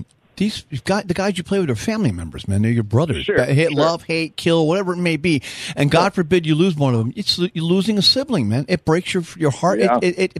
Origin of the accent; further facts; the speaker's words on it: New York, United States; We came from New York.